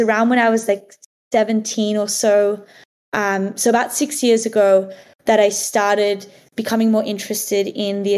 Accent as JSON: {"language": "English", "town": "Lennox Head", "region": "New South Wales", "country": "Australia", "tie": "born or raised there", "also_born_or_lived": "Sydney, Australia", "said": "I grew up in like a really small beach town in Australia called Lennox Head"}